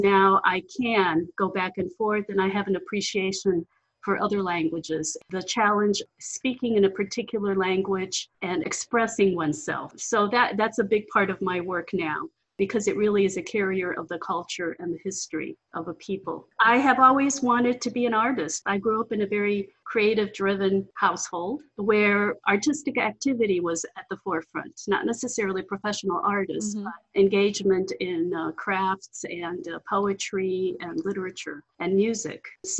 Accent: Cleveland, Ohio, United States; first language Ukrainian; English is a second language; now in Houston, United States; because my parents came from Ukraine. They were forced to leave after World War II. And then, of course, I was born in Cleveland, Ohio, and I am an American. Now I live in Houston, Texas. So growing up in Cleveland, I was surrounded by an immigrant community from Europe, primarily.

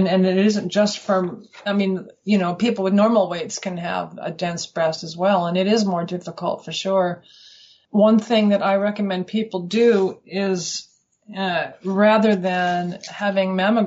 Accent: Colorado, United States; moved away as an adult; now in Western Australia, Australia; I'm from Colorado originally, and we came here in 1990.

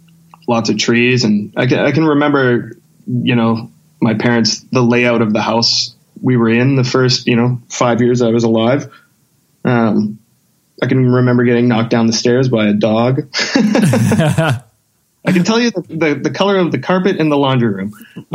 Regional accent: St. Albert, Alberta, Canada; I grew up in St. Albert, which was like at the time, it wasn't too big. It was a pretty small town kind of feel, but I mean, it's pretty much attached to Edmonton.

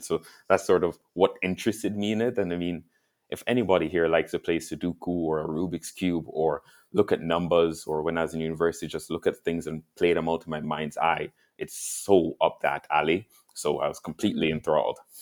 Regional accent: Jamaica; now in Canada; I grew up in Jamaica

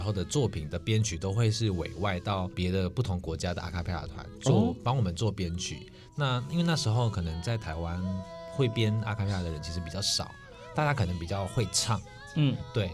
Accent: Malaysia; now in Taiwan; 因为我是马来西亚人，我是来台湾念书的

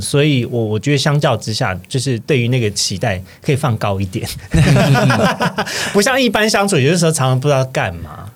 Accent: Taiwan; 我现在偏乡长大的

